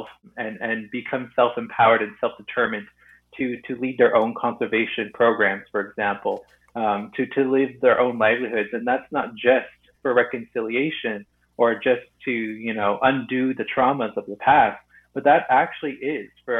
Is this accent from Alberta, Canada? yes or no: yes; Sturgeon Lake Cree Nation, Northern Alberta, Canada; I'm from Northern Alberta, Sturgeon Lake Cree Nation in Treaty 8 territory.